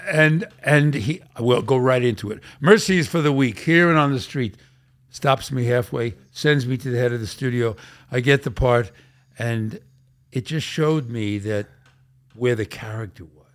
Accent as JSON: {"language": "English", "town": "New York City", "region": "New York", "country": "United States", "tie": "born or raised there", "said": "I grew up in Brooklyn"}